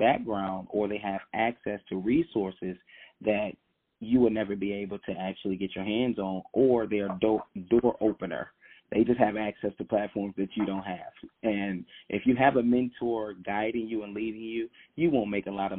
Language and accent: English; Detroit, Michigan, United States; born and raised in Detroit, Michigan